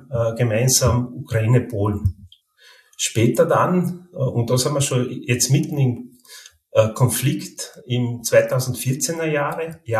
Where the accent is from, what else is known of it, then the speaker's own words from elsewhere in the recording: Carinthia, Austria; now in Vienna, Austria; Also ich bin gebürtiger Kärntner, aber schon seit 20 Jahren jetzt in Wien ansässig. Also ich komme quasi aus dem Grenzgebiet äh, in Kärnten, wo, ich dann auch zweisprachig aufgewachsen bin